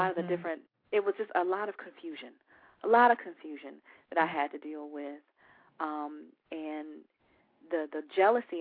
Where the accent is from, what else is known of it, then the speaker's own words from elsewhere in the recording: Orlando, Florida, United States; also born or lived in Tampa, Florida; now in Atlanta, United States; I am originally from Orlando, Florida. Also lived in Tampa for 15 years and then made my way to Atlanta, Georgia, and have now been here for 2 years